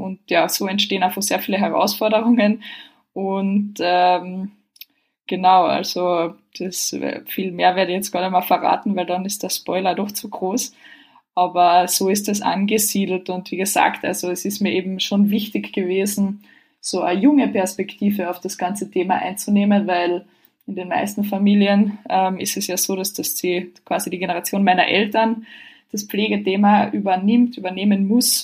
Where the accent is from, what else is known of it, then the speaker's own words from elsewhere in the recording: Carinthia, Austria; now in Vienna, Austria; ich bin ja aus Kärnten ursprünglich